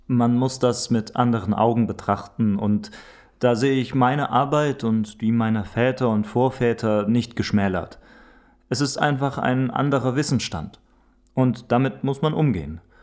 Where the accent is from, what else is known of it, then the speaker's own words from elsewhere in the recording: Espenhain, Saxony, Germany; Ich bin geborener Sachse, geboren in Espenhain und zwar in der Straße des Friedens auf dem Küchensofa im Haus Nummer 22